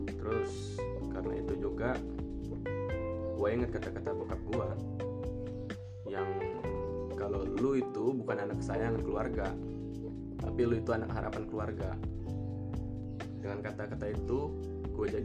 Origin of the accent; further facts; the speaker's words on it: Bandar Lampung, Lampung, Indonesia; Gua dari Bandar Lampung